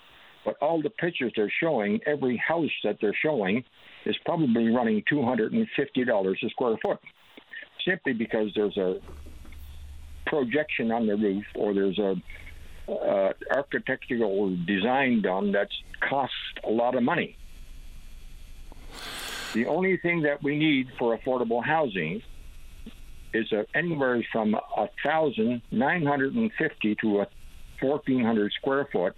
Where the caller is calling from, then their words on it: Corner Brook, Newfoundland and Labrador, Canada; I'm calling from Cornerbrook, Newfoundland.